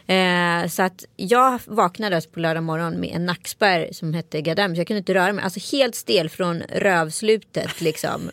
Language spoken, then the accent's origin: Swedish; Strömstad, Västra Götaland, Sweden; folk från Strömstad där jag växte upp vet hur mycket sketcher jag har filmat